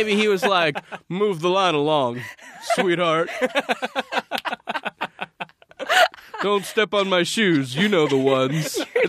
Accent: Orange County, California, United States; also born or lived in Santa Cruz, California; I grew up in Orange County.

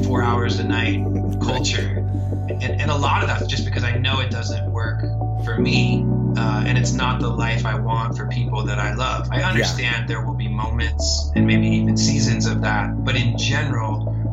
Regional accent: Melbourne, Florida, United States; also born or lived in North Carolina; the small town I grew up

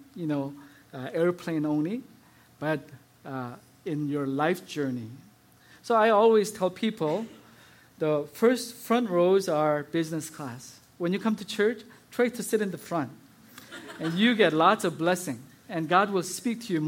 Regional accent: South Korea; moved away; As I was growing up in South Korea

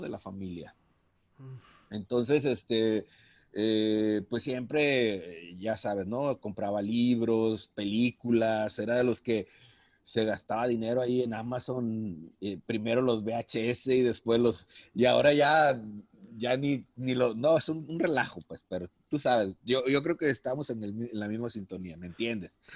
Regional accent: Manzanillo, Colima, Mexico; yo soy de Manzanillo, yo radico en Manzanillo, Colima

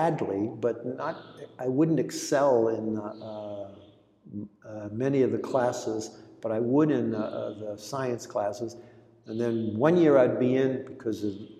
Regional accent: California, United States; first language Greek; English is a second language; also born or lived in Long Beach, California; I grew up in California only speaking Greek.

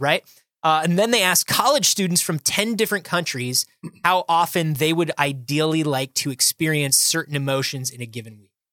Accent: United States

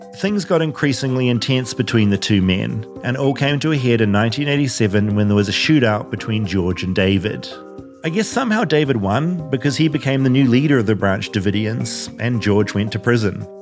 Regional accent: New Zealand; now in United States; I'm from New Zealand

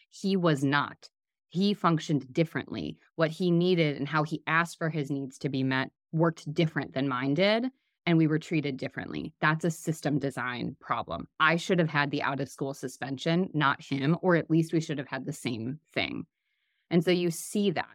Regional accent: Midwest, United States; I'm from the Midwest

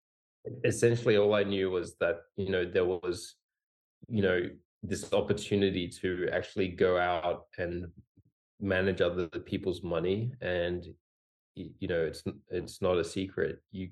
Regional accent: Singapore; also born or lived in Australia / Hong Kong; I was born in Australia and grew up in Singapore and Hong Kong.

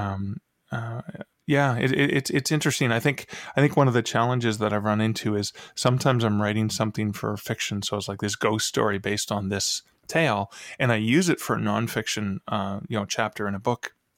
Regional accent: Canada; I'm from Canada

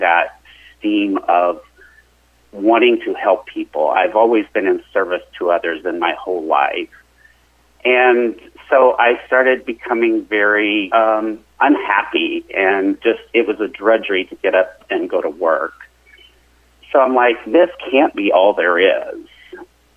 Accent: Joplin, Missouri, United States; I grew up in southwest Missouri, down in the Joplin area.

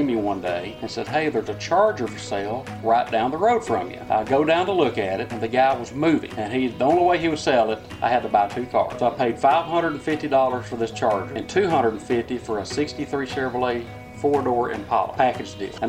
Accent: Cleveland, Texas, United States; Born and raised right here in Cleveland.

